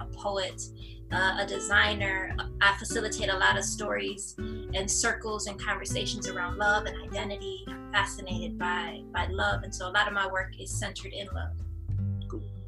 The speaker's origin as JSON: {"language": "English", "town": "Flint", "region": "Michigan", "country": "United States", "tie": "born or raised there", "moved": "yes", "lives_now": "Atlanta, United States", "said": "born and raised in Flint, Michigan. Uh, we live in Atlanta now"}